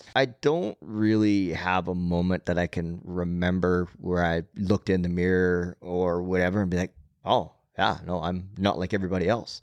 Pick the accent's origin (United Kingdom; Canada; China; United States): Canada; Nanton, Alberta; also born or lived in Calgary, Alberta; the community I grew up in in Nanton, southern Alberta